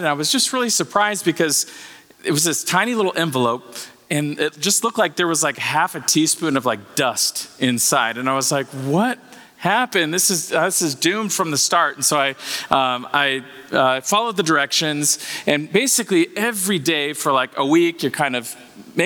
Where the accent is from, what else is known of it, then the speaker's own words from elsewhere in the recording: Bay Area, California, United States; I'm from the Bay Area.